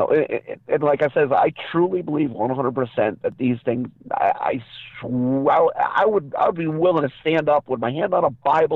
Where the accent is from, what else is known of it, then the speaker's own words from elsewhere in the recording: Massachusetts, United States; moved away as an adult; now in North Carolina, United States; Growing up in Massachusetts